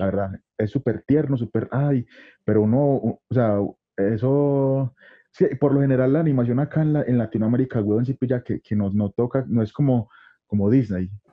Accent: Medellín, Antioquia, Colombia; nosotros somos de Colombia, somos de acá de Medellín, de Colombia

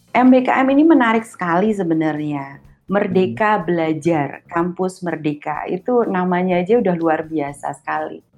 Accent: Yogyakarta, Special Region of Yogyakarta, Indonesia; Iya, saya di Jogja, saya orang iya.

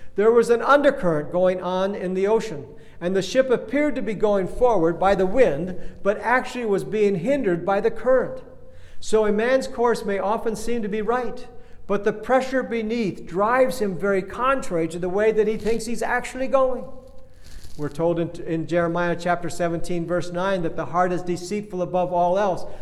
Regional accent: Kenya; I grew up in Kenya back in the days when bathrooms were outhouses

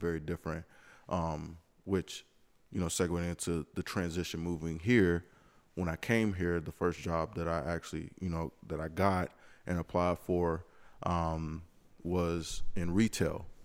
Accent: Lexington, South Carolina, United States; moved away as an adult; now in Greenville, United States; me being from Lexington, Columbia area, knowing everything pretty much about it

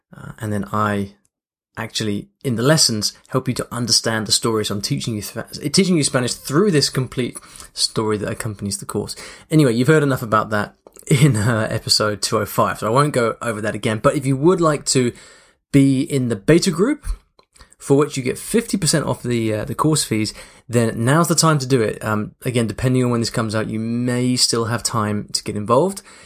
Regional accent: London, United Kingdom; also born or lived in Paris; then went back to London and learnt languages back home in London as well

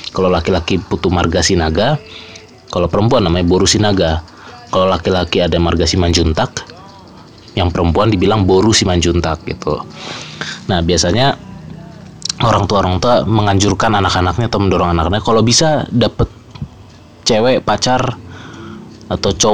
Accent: North Sumatra, Indonesia; Since gua orang Batak, jadi gua akan bahas uh, beberapa fenomena menarik seputar budaya, kultur yang dipegang oleh pegang erat oleh keluarga Batak

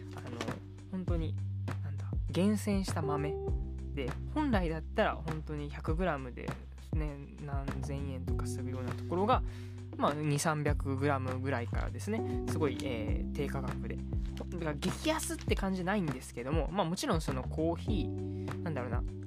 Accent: Kyoto, Japan; 一応僕もねあの京都出身のまあ関西人ということなんであのマクドというね民

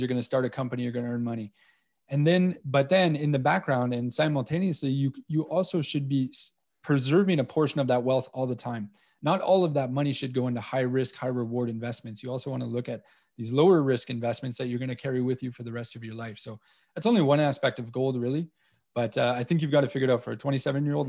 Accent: Montreal, Quebec, Canada; moved away as an adult; now in Cayman Islands; growing up in Montreal

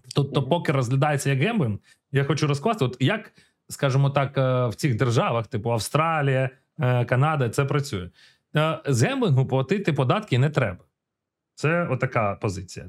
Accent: Ukraine; ми з України, ми народилися, ми зростали в Україні

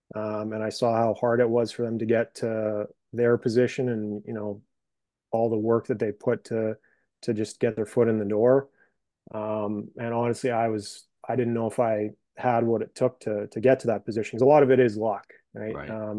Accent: Brandon, Manitoba, Canada; No, I'm from Brandon.

